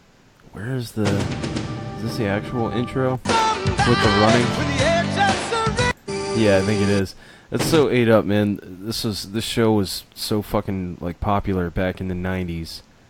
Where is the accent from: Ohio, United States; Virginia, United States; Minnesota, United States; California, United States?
Virginia, United States; I'm from the Commonwealth of Virginia, man.